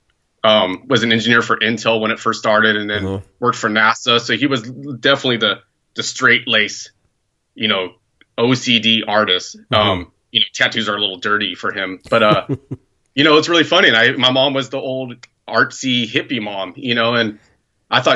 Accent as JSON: {"language": "English", "area": "Santa Cruz Mountains", "region": "California", "country": "United States", "tie": "born or raised there", "said": "I grew up in the Santa Cruz Mountains, not really necessarily in the town of Santa Cruz"}